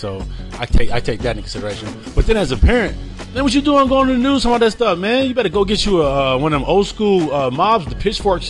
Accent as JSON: {"language": "English", "town": "Salinas", "region": "California", "country": "United States", "said": "I'm from Salinas, so we don't play that."}